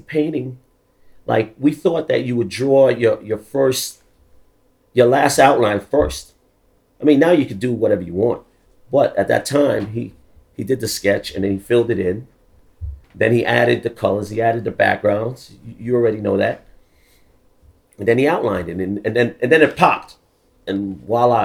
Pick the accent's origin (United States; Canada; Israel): United States; New York City, New York; also born or lived in London, United Kingdom; I'm from the Bronx. I really I grew up in the Bronx, but I wasn't born in the Bronx. I was actually born in London, in the UK